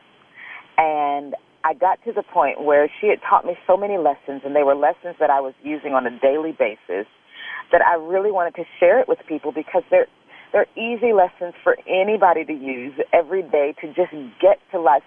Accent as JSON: {"language": "English", "town": "St. Louis", "region": "Missouri", "country": "United States", "tie": "born or raised there", "also_born_or_lived": "Tulsa, Oklahoma", "moved": "yes", "said": "I grew up in St. Louis, Missouri, and then in Tulsa, Oklahoma"}